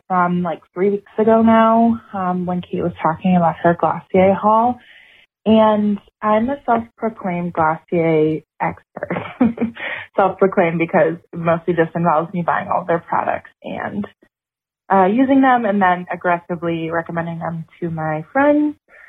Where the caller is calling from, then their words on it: Wisconsin, United States; I'm a listener from Wisconsin.